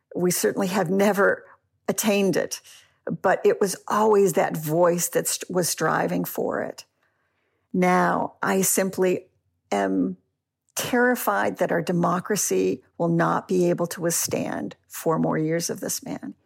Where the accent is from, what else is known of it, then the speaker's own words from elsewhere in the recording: United States; now in Auckland, New Zealand; I am a passionate American